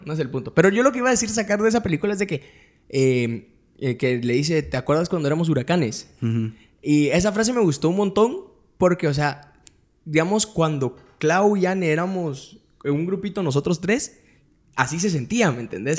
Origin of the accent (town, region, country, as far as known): Guatemala